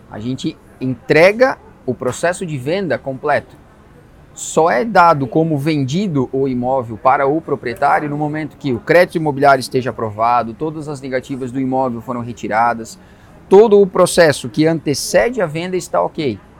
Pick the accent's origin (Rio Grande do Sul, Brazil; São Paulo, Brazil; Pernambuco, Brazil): Rio Grande do Sul, Brazil; Passo Fundo; now in Balneário Camboriú, Brazil; De Passo Fundo, vim de Passo Fundo